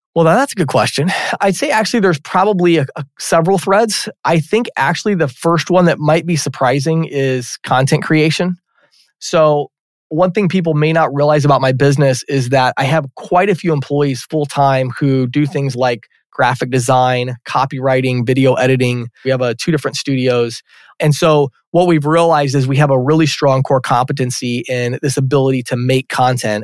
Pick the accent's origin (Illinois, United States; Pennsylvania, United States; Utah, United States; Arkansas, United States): Illinois, United States; Chicago; I grew up out near Chicago in the, in the suburbs there